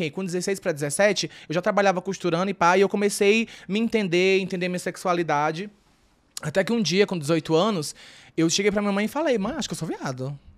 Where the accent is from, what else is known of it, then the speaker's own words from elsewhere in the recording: Northeast Region, Brazil; Assim, é como eu falei, né, eu vim do Nordeste, o Nordeste tem um pouco mais esse lance do da, da mente fechada